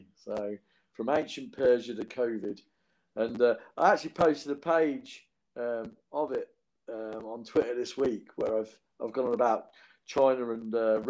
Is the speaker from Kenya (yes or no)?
no; Northampton, East Midlands, United Kingdom; my hometown, Northampton